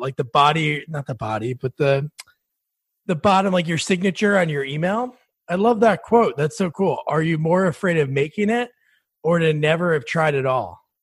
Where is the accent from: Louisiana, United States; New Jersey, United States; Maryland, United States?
New Jersey, United States; also born or lived in South Plainfield, New Jersey; I'm from New Jersey too